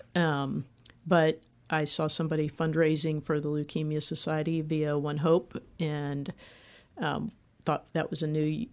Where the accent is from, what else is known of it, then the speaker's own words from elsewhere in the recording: Indianapolis, Indiana, United States; moved away as an adult; I'm from Indianapolis